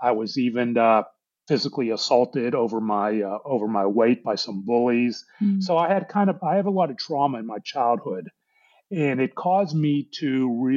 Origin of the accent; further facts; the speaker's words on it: Pittsburgh, Pennsylvania, United States; now in Dallas, United States; I was born and raised in Pittsburgh, Pennsylvania, though I live in Dallas now